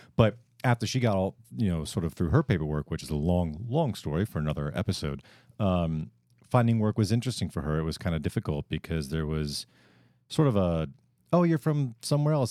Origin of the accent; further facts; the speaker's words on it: New England, United States; now in Houston, United States; I'm, I'm from the Northeast. I'm from New England